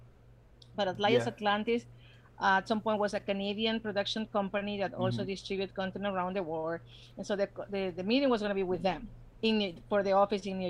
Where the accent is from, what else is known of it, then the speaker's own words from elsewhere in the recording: Ecuador; English is a second language; moved away as an adult; also born or lived in New Jersey; now in United States; I was born in the States. Family reasons, I was brought to Ecuador when I grew up. And then in 2006, I came back.